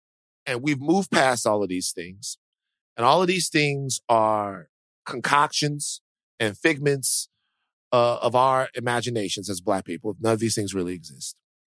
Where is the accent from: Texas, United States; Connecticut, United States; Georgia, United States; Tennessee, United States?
Texas, United States; Dallas; Look, I'm very proud to be from the South. I am from Dallas, Texas.